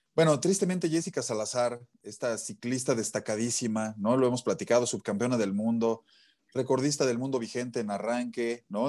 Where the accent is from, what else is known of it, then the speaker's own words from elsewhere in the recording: Mexico; como mexicano